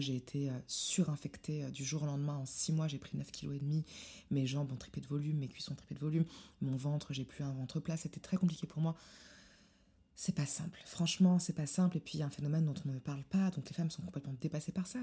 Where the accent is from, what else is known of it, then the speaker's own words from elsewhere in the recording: Morocco; je suis marocaine